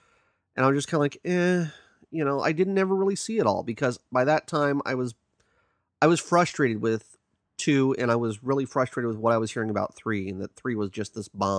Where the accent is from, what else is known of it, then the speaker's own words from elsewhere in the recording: San Diego, California, United States; I grew up in San Diego